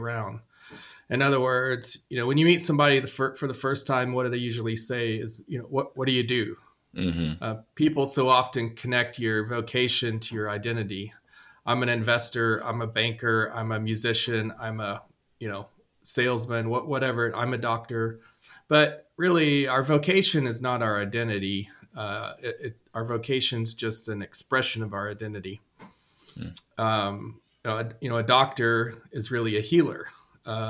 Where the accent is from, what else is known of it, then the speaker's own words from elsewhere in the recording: Nashville, Tennessee, United States; I grew up in Nashville